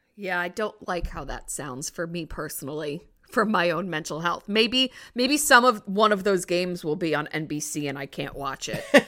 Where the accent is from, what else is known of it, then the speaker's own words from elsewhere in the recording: New Jersey, United States; I'm from New Jersey.